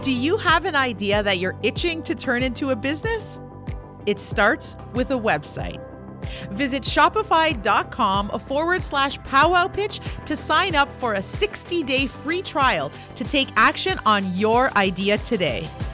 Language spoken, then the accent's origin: English; Kitigan Zibi, Quebec, Canada; now in Ottawa, Canada; I'm an entrepreneur from Kittagon, Zeevi, and Anishinaabe